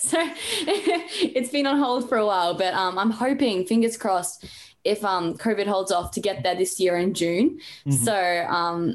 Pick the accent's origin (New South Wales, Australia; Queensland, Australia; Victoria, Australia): Queensland, Australia; Brisbane; also born or lived in Gold Coast; I was born in Brisbane. I live on the Gold Coast. So been here for all 16 years of my life.